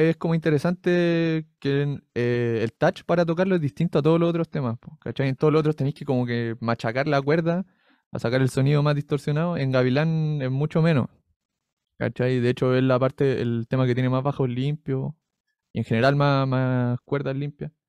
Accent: Conchalí, Santiago Metropolitan Region, Chile; yo soy de Conchalí

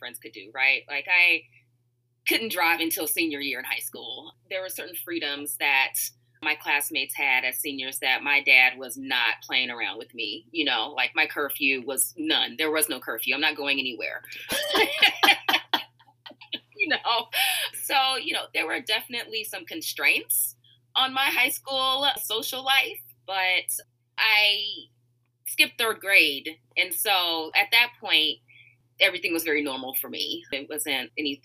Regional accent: Richmond, California, United States; moved away as an adult; also born or lived in Moraga, California; now in Chicago, United States; I grew up in Richmond, California, so I want to represent the Bay there

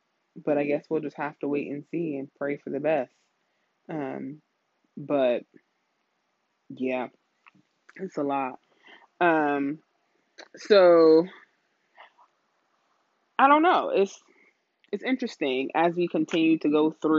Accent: New York, United States; I had the New York Knicks because I was from New York

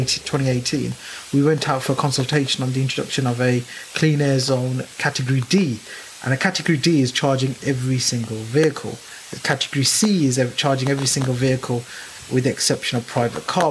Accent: Birmingham, West Midlands, United Kingdom; a Brummie by birth. I'm very proud to be a Brummie. The city means everything to me. I was born and raised in Lascelles, where I still live

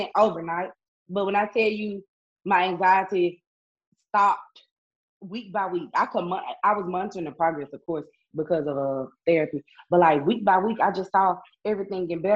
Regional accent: Itta Bena, Mississippi, United States; also born or lived in Jackson, Mississippi; I had to move back home to my hometown, Itabena

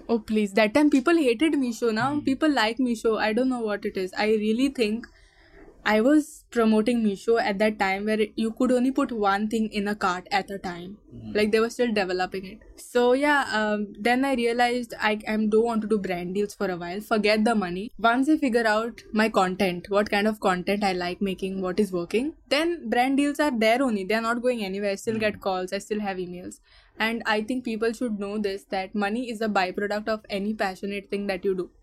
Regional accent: Goa, India; accent: Goan; also born or lived in Mumbai; I did 15 years uh, schooling here. I was born in Goa. I speak Konkani with my grandmom.

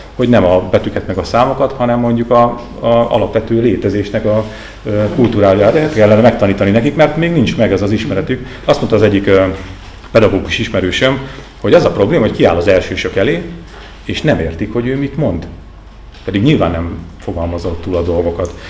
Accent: native region near Erdőhorváti, Borsod-Abaúj-Zemplén, Hungary; moved away; a szülőföldem környékén nyilván ott vannak mi kapcsolataim

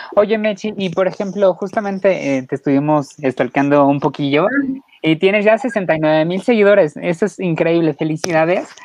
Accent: Mexico; como mexicano nosotros te abrimos las puertas

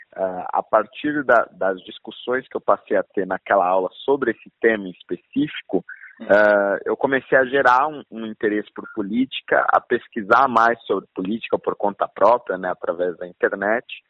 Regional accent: São Paulo, Brazil; eu já nasci em São Paulo e cresci em São Paulo

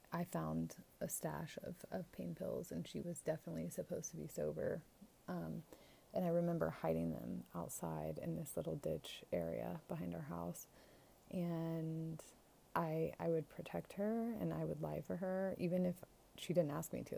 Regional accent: Florida, United States; my home state of Florida

